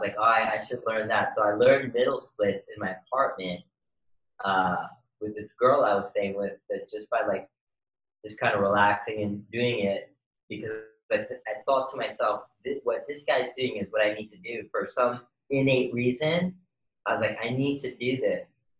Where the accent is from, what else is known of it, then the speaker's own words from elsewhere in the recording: New York City, New York, United States; now in Los Angeles, United States; I was born and raised in Queens, New York